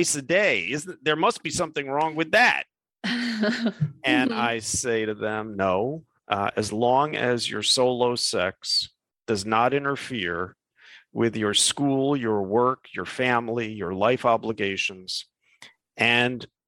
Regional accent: New York, United States; moved away as an adult; also born or lived in Midwest; now in California, United States; I grew up in New York, but I spent 7 years living in the Midwest, where I went to college, and now I'm in California.

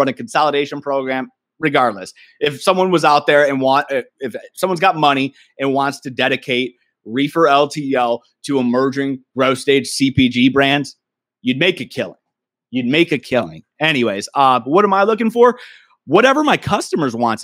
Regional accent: Michigan, United States; also born or lived in Wisconsin / California; now in Kirkland, United States; I'm born and raised in Michigan, trickled down to Wisconsin, I moved out to California. Now I'm in Seattle or Kirkland

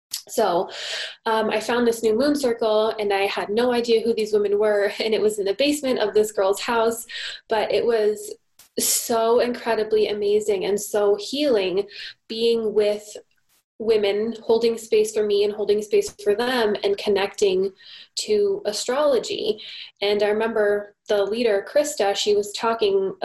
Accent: United States; moved away as an adult; now in Canada; I'm American

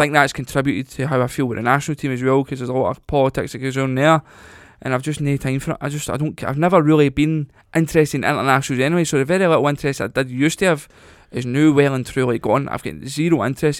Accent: Scotland, United Kingdom; moved away; I'm Scottish, right? And I'm there, I'm as Scottish as anybody

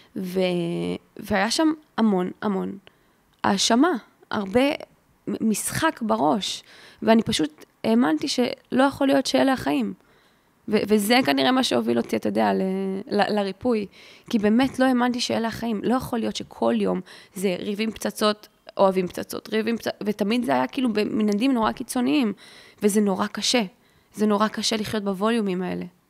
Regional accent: Ramat Gan, Tel Aviv District, Israel; אני גדלתי ברמת גן, ברמת חן

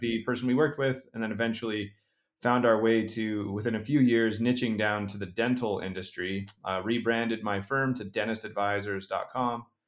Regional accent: Utah, United States; my home state, uh, of Utah

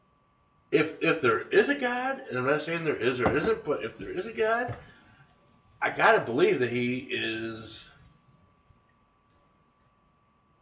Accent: New York, United States; I'm coming from New York, which is probably one of the more restrictive states

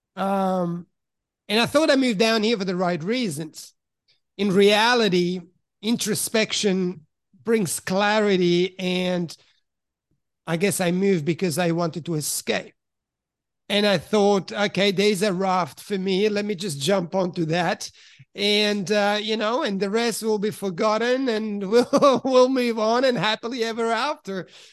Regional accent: Switzerland; also born or lived in Italy; now in Australia; originally from Italy, but I grew up in Switzerland.

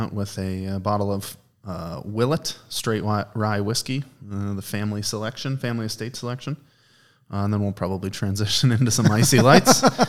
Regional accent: Export, Pennsylvania, United States; I did. I grew up right outside of Murraysville, a small town called Export. Not a lot of people have heard of it

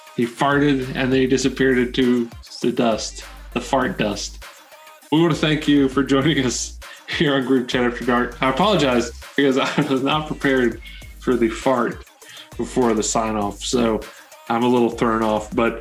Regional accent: Canada; I'm Canadian

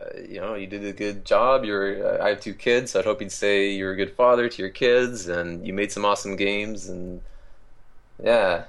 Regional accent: Canada; as a Canadian

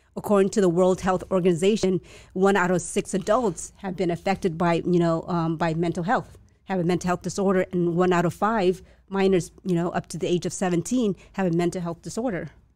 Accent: La Puente, California, United States; first language Chinese; English is a second language; also born or lived in Vietnam / San Gabriel / Alhambra; I was raised in La Puente, yeah, and then moved, that's where I did my el-, elementary school

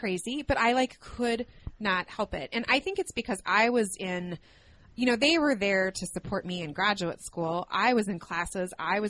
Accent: New Mexico, United States; accent: New Mexico; now in Minnesota, United States

